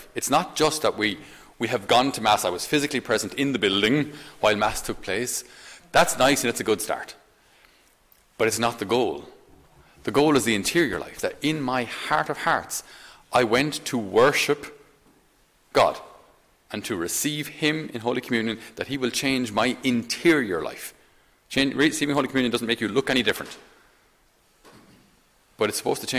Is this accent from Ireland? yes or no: yes; Ireland; as Irish